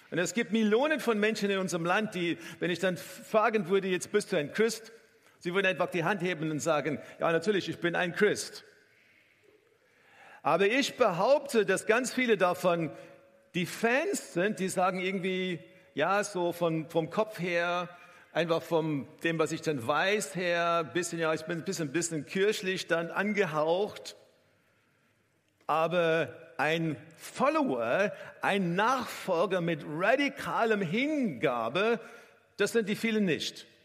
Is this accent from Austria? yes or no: no; South Africa; auch vor Ort in Südafrika, wo ich herkomme, äh, habe ich insgesamt zehn Formel 1 Rennen angeschaut live